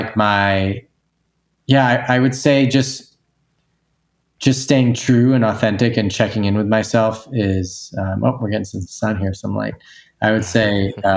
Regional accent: Newton, Massachusetts, United States; moved away as an adult; my hometown, Newton, Massachusetts

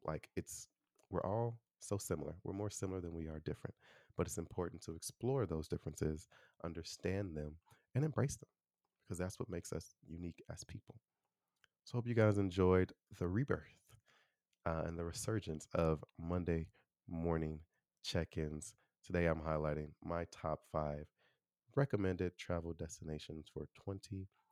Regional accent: Chicago, Illinois, United States; moved away as an adult; also born or lived in Taiwan; now in Austin, United States; I'm from Chicago.

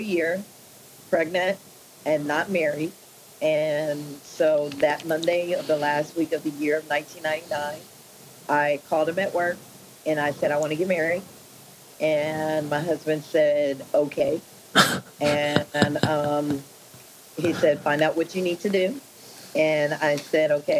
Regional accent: Spring, Texas, United States; also born or lived in Inkster, Michigan; I grew up in Spring, Texas. Lived here the rest of my life

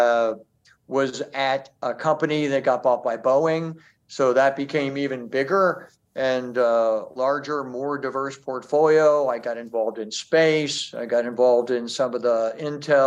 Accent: Midwest, United States; moved away; I grew up in the Midwest.

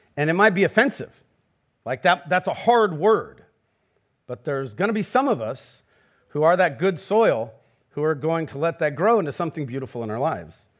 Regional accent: Garden Grove, California, United States; I'm from Garden Grove. I, like Jesus, was raised by a contractor

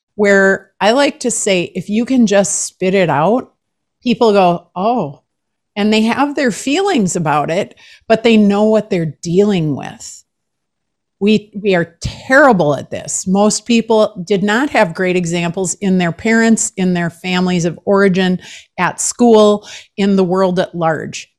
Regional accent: Minnesota, United States; I'm from Minnesota

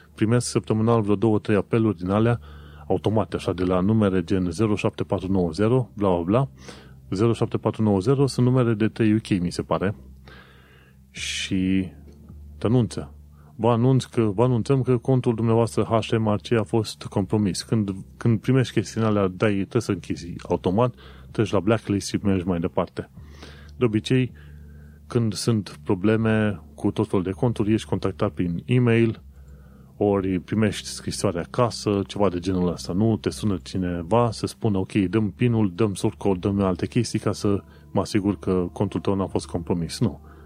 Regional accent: Romania; moved away as an adult; also born or lived in Brașov; now in London, United Kingdom; după ce au aflat că sunt români

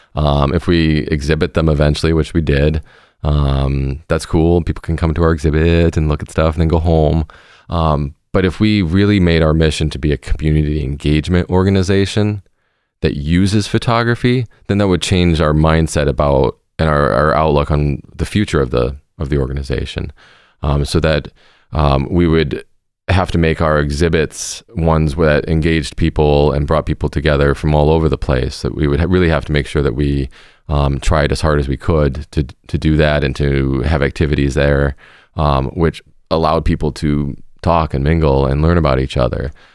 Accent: Seattle, Washington, United States; moved away as an adult; now in Milwaukee, United States; I grew up in Seattle, Washington, on the West Coast

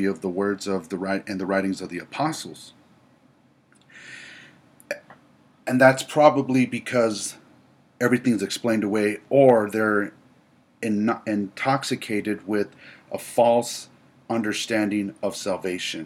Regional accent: United States; I am an American

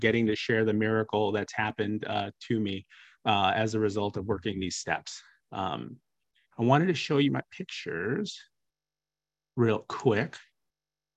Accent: Midwest, United States; I'm from the Midwest

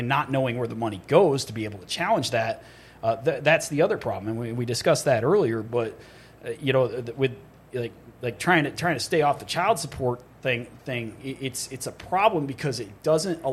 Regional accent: New York, United States; in my home state of New York

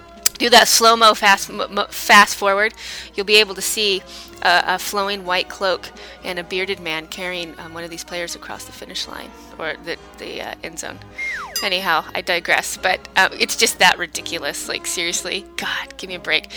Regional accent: United States; I'm American

